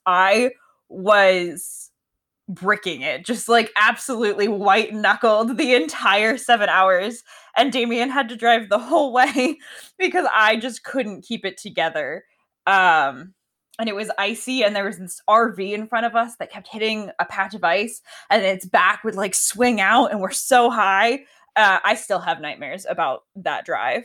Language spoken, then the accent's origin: English; Connecticut, United States; now in Washington, United States; I grew up in Connecticut, and that's where I learned to drive